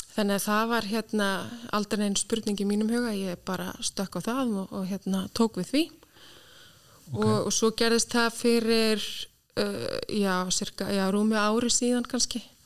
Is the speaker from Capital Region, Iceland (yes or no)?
yes; Reykjavík, Capital Region, Iceland; moved away as an adult; also born or lived in United Kingdom; ég er alveg vestubæðingur í sko húð og hár og mikill káringur